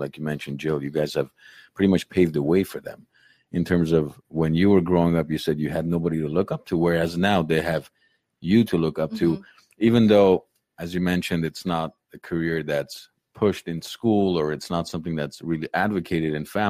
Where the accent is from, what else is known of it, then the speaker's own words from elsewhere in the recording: Abovyan, Kotayk, Armenia; now in Los Angeles, United States; That's where I'm from, Abovian. That's where I was born.